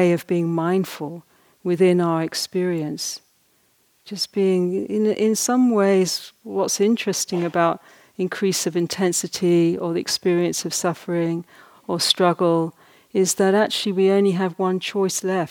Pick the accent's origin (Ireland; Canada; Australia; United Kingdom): Ireland; I'm basically Irish